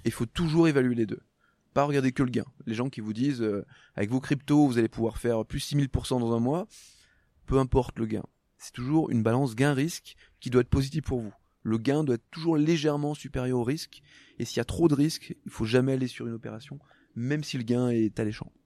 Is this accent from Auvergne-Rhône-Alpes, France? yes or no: yes; Haute-Savoie, Auvergne-Rhône-Alpes, France; moved away as an adult; also born or lived in Loire; now in near Aix-en-Provence, France; je suis né dans la Loire, mais je suis pas resté longtemps. Hein. J'ai grandi en Haute-Savoie.